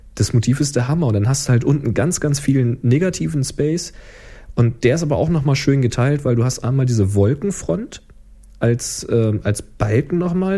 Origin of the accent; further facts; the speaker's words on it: Germany; dass ich Deutsch bin